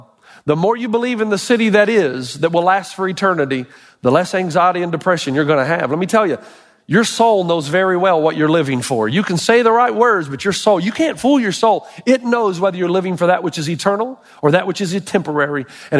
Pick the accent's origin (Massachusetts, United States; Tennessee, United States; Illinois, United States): Tennessee, United States; Elizabethton; moved away; My hometown, Elizabethton, Tennessee